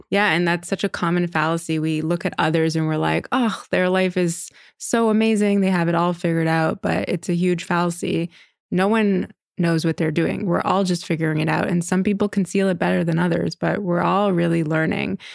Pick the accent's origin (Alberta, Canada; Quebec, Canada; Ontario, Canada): Quebec, Canada; Montreal; moved away as an adult; now in New York, United States; I am born and raised in Montreal. I moved to New York at about twenty-one years old, right after college.